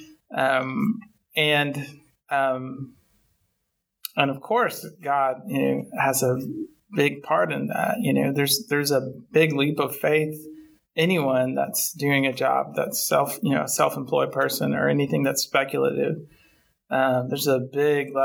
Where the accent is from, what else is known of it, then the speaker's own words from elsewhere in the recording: Town Creek, Alabama, United States; moved away as an adult; also born or lived in Florence, Alabama; now in Nashville, United States; I'm from Northwest Alabama, a small town called Town Creek, which is basically a cotton field in the middle of nowhere.